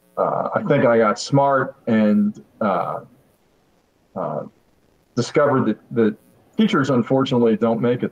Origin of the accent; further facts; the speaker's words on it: Pittsburgh, Pennsylvania, United States; I'm from Western Pennsylvania, grew up in suburban Pittsburgh